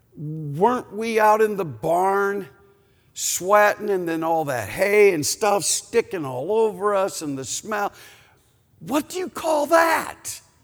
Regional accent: Canton, Ohio, United States; I was born in Canton, Ohio

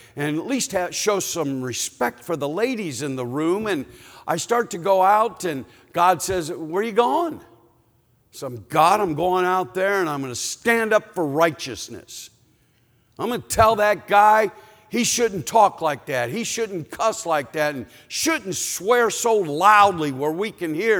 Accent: Canton, Ohio, United States; I was born in Canton, Ohio

